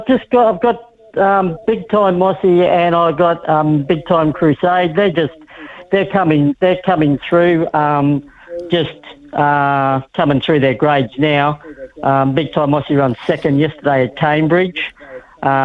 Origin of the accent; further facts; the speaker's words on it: Australia; moved away as an adult; I moved over from Australia in 2017, just before Christmas. I've been involved in racing all my life, been in horse racing with my dad over in Australia.